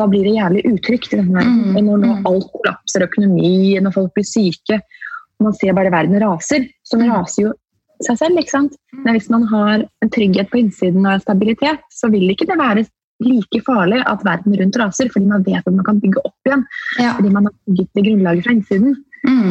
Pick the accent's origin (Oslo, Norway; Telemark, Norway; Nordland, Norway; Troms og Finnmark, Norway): Oslo, Norway; da var jeg bare hjemme i Oslo